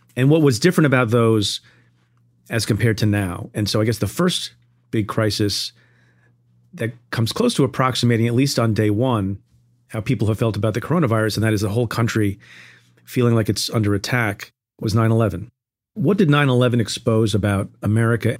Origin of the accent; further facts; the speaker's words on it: New York, United States; I'm from New York